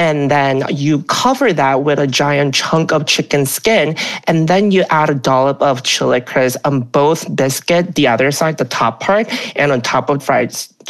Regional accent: Alabama, United States; now in New York City, United States; I grew up in Alabama

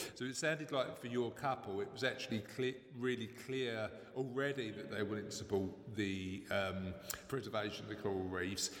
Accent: London, United Kingdom; accent: East End; my East End accent

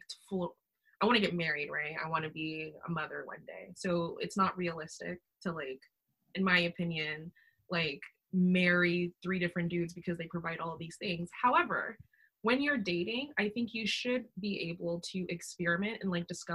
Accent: Ghana; I'm Ghanaian

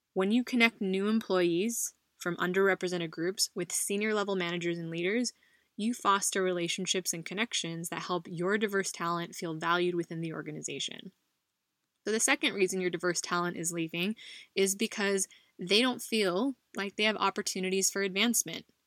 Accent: United States; now in Spain; a Filipino American woman living abroad in Spain

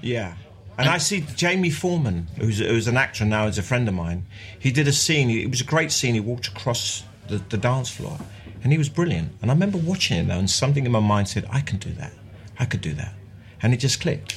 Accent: London, United Kingdom; also born or lived in Mile End; I was born in Mile End and we moved to Bethnal Green when I was four and I left when I was 28

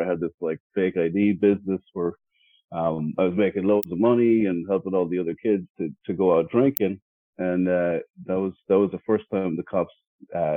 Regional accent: Ireland; moved away as an adult; now in Los Angeles, United States; I'm born and raised in Ireland, moved to America around 2005. So I'm almost 20 years here in America.

